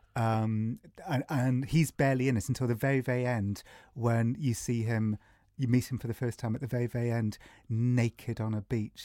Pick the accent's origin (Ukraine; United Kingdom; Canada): United Kingdom; England; I'm from England